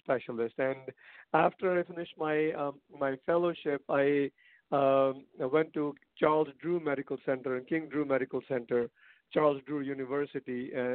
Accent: India; moved away; I'm originally from India

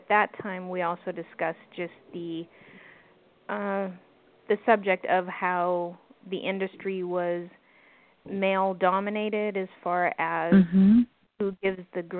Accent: East Coast, United States; now in Los Angeles, United States; I'm originally from the East Coast, both the Southeast and Northeast

